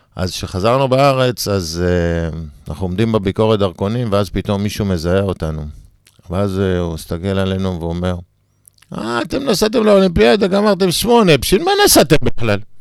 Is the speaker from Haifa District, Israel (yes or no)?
yes; Sdot Yam, Haifa District, Israel; גדלתי בשדות ים